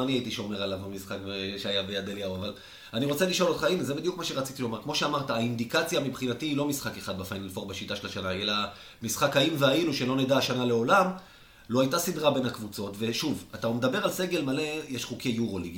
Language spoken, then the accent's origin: Hebrew; Israel; אני ישראלי